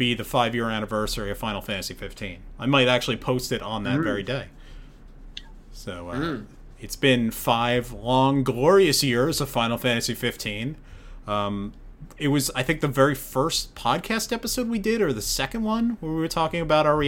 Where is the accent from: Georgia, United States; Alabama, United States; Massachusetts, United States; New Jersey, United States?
New Jersey, United States; I live like within 5 miles of where the Jets and Giants play